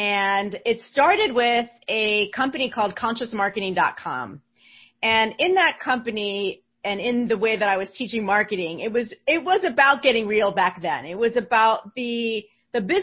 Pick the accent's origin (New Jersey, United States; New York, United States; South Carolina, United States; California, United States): New Jersey, United States; I'm from New Jersey